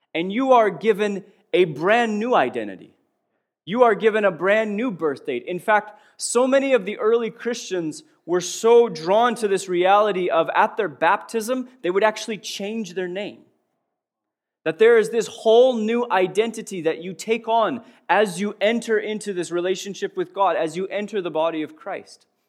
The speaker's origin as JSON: {"language": "English", "town": "Prince Albert", "region": "Saskatchewan", "country": "Canada", "tie": "born or raised there", "said": "I was born in Prince Albert, Saskatchewan, Canada."}